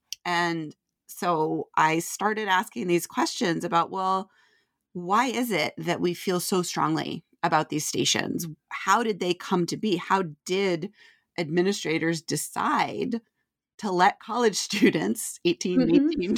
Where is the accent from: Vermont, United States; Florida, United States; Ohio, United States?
Vermont, United States; Yeah, so I grew up in Vermont, where I didn't actually have access to college radio when I was growing up.